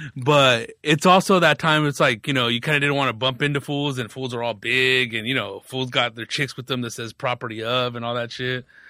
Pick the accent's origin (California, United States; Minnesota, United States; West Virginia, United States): California, United States; Riverside; I grew up in Riverside